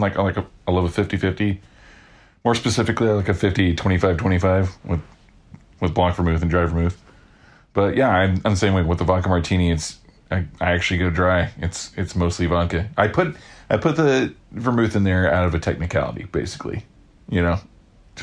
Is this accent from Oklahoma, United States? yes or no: yes; Oklahoma, United States; I'm from Oklahoma